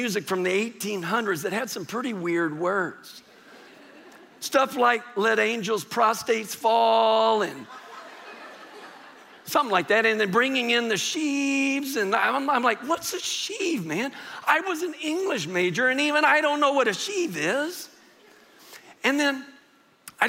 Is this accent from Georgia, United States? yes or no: no; San Antonio, Texas, United States; I grew up here in San Antonio, went to high school here in San Antonio